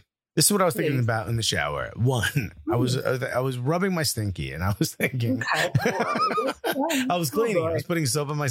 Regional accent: Miami, Florida, United States; born there; I was born in Miami, so I'll claim it for this.

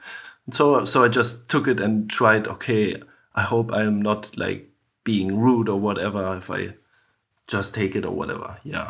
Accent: Germany; I mean, like growing up in Germany, or growing up with, like you have to face these things.

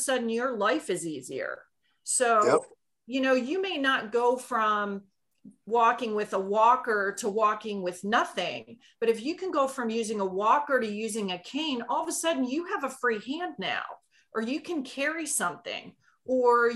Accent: Maryland, United States; moved away as an adult; now in Kitty Hawk, North Carolina, United States; I grew up in Maryland

